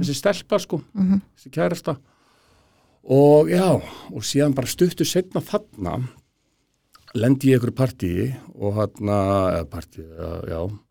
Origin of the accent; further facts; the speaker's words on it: Garðabær, Capital Region, Iceland; ég er alveg upp í Garðabæi